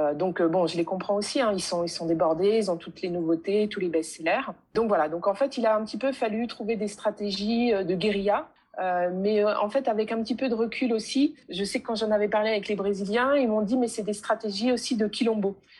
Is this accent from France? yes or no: yes; France; je suis née en France et j'ai été à l'école de la République française